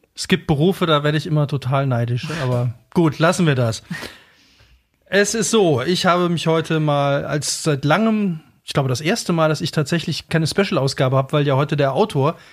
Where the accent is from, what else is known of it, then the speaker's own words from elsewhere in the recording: Cologne, North Rhine-Westphalia, Germany; also born or lived in Brebach-Fechingen, Saarland; ich bin eigentlich Kölner